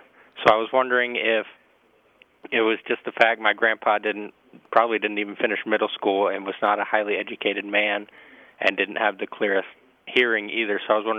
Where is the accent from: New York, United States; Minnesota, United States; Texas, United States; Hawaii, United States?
Texas, United States; Well, I live in Texas, and I've lived in Texas most of my life, but my mom is from Chicago, and my father's from a little town in Maryland called Elkton.